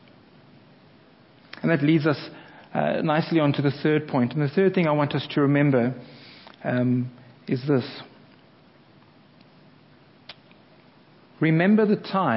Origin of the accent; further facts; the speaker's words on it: South Africa; now in England; as a South African